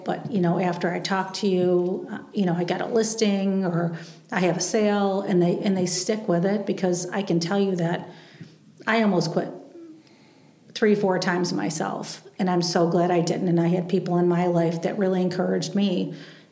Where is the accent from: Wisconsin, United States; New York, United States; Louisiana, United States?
New York, United States; Batavia; in Batavia, it was pretty easy. It's my hometown.